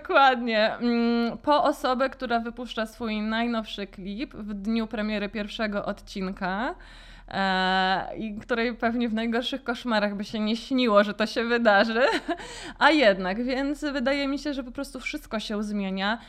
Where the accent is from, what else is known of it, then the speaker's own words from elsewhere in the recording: Warsaw, Masovian Voivodeship, Poland; also born or lived in London; pochodzę z Gocławia i pierwszą galerią handlową, do jakiej w ogóle weszłam jako dziecko, to była promenada